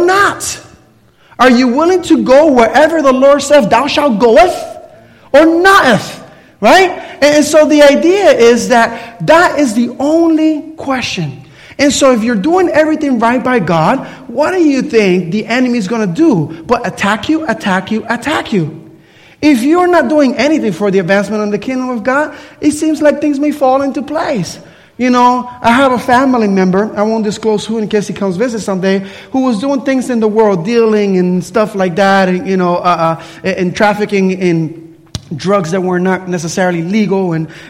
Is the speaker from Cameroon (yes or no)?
no; Puerto Rico; I grew up in Puerto Rico